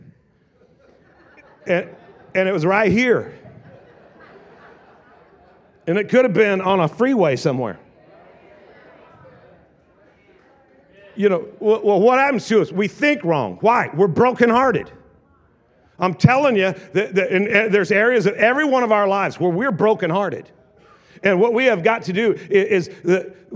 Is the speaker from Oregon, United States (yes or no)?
yes; Southern Oregon, United States; now in Tri-Cities, United States; I am from the South, Oregon